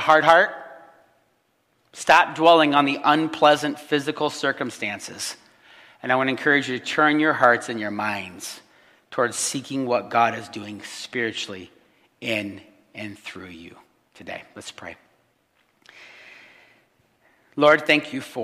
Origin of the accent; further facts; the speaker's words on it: Illinois, United States; moved away; also born or lived in Chicago; Here we are, three people that were actually born and raised in Illinois